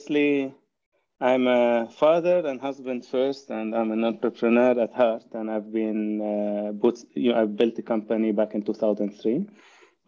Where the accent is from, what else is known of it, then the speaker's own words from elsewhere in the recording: Lebanon; moved away as an adult; now in Canada; I have grown in Lebanon, and I immigrated to Canada in 1990